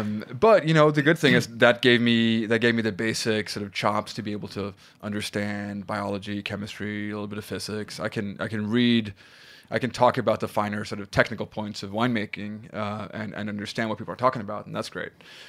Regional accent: south of Sweden, Sweden; English is a second language; I grew up in Sweden, in the south of Sweden.

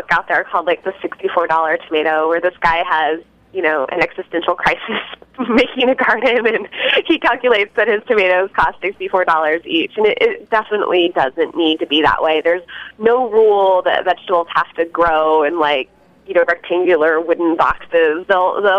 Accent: Cheyenne, Wyoming, United States; now in Portland, United States; I grew up in Cheyenne, Wyoming

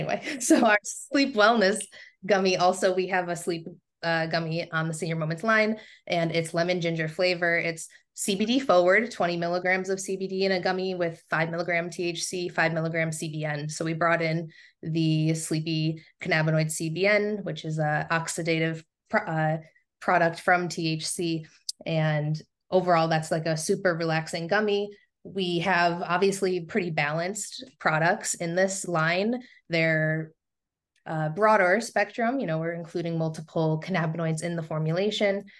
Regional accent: Southern Tier, upstate New York, United States; now in Rochester, United States; my native region of upstate New York is the Southern Tier

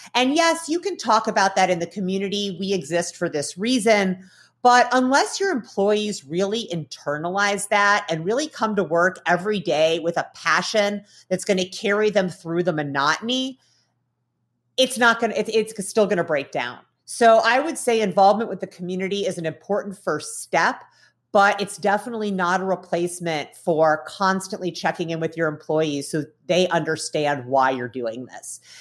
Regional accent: Midwest, United States; I grew up in the Midwest in the nineteen nineties

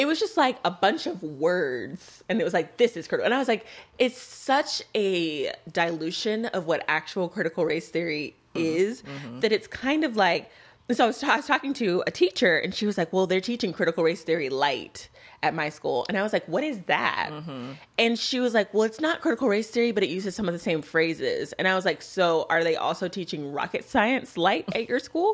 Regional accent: Texas, United States; now in Jackson, United States; my my home state. I think I may be the only Texan who's like, that is where I'm from

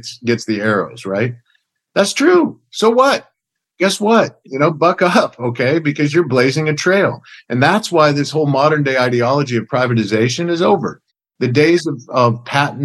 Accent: middle Oklahoma, United States; Grew up in kind of a rural farming community in middle Oklahoma

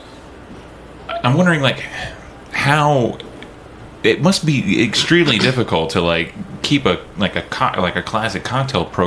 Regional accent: Lone Wolf, Oklahoma, United States; I'm from Lone Wolf, Oklahoma. I'm proud to be from there. But it was such a small town

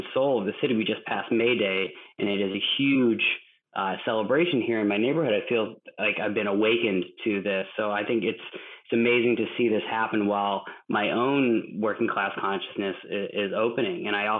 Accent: Massachusetts, United States; now in Minneapolis, United States; I grew up in Massachusetts, but in a town that is not very industrial

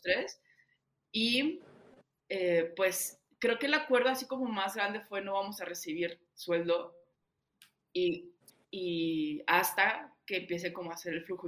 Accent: Saltillo, Coahuila, Mexico; moved away as an adult; also born or lived in Bogotá; yo llegué al mejor coworking de Saltillo, porque de ahí soy

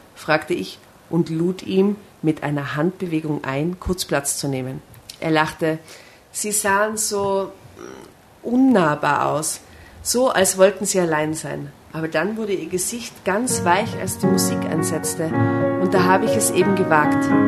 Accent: Seefeld in Tirol, Tyrol, Austria; ich komme aus Seefeld, aus einem Touristendorf

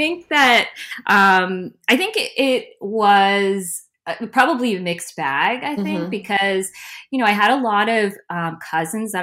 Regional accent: New Jersey, United States; now in Brooklyn, United States; I was born and brought up in Jersey

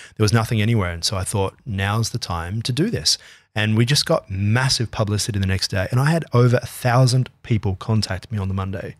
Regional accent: Australia

